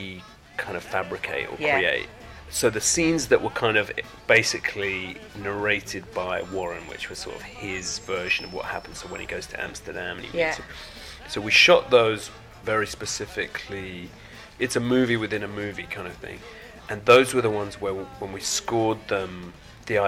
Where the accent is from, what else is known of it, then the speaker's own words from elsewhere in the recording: United Kingdom; being a Brit